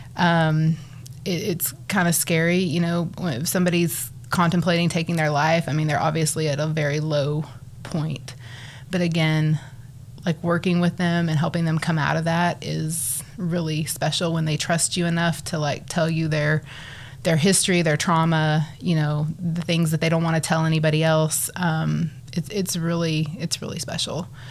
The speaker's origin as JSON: {"language": "English", "town": "Borger", "region": "Texas", "country": "United States", "tie": "born or raised there", "also_born_or_lived": "Arlington, Texas", "lives_now": "Amarillo, United States", "said": "I grew up in the big town of Borger, Texas"}